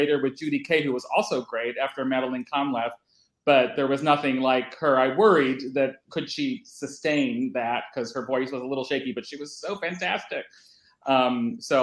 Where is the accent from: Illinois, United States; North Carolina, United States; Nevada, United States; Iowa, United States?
Illinois, United States; Chicago; now in Los Angeles, United States; I grew up in Chicago and I didn't have a car till I moved out here